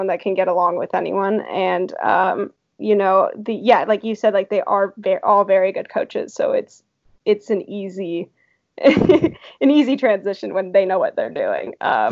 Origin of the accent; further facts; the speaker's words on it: California, United States; I'm from California originally